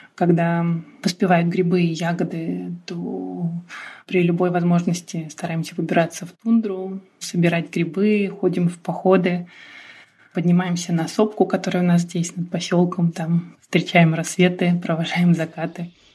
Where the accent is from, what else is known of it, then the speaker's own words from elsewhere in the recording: Rostov Oblast, Russia; moved away as an adult; now in Chukotka, Russia; я выросла в Ростовской области